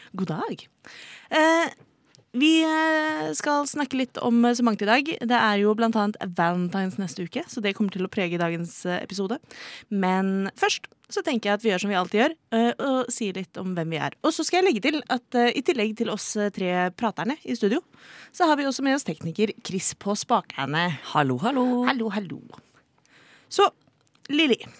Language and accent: Norwegian; Oslo, Norway; er født og oppvokst i Oslo